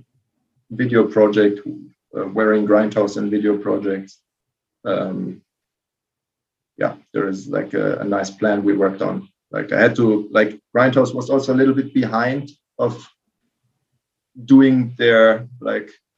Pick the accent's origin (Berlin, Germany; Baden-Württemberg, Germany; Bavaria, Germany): Baden-Württemberg, Germany; Karlsruhe; I grew up in Karlsruhe, which is like just over the border, like from Strasbourg.